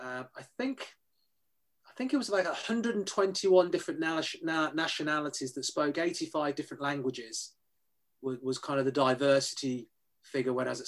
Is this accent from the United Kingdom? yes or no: yes; United Kingdom; I describe myself as a British-born Chinese, so grew up in the UK but ethnically Chinese